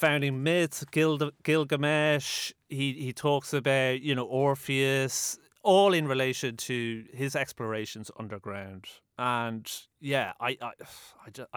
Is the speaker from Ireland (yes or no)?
yes; Dublin, Leinster, Ireland; as a 20-year-old growing up in Dublin